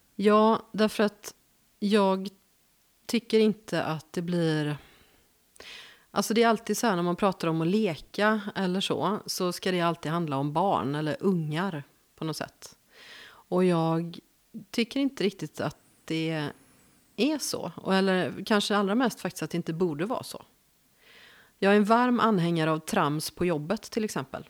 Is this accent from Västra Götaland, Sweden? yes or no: yes; Gothenburg, Västra Götaland, Sweden; accent: west coast; moved away as an adult; now in Värmland, Sweden; jag är född i Göteborg